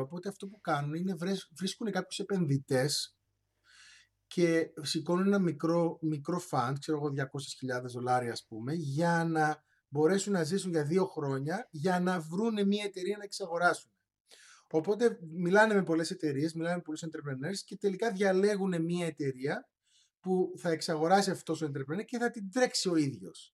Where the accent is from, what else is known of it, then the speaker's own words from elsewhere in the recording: Cyprus; moved away as an adult; also born or lived in Patras, Greece / Manchester, England; γεννήθηκα και μεγάλωσα στην Κύπρο